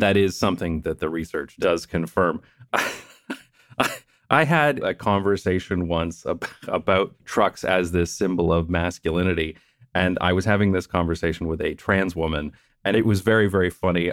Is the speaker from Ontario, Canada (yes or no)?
yes; London, Ontario, Canada; moved away; my hometown of London, Ontario, Canada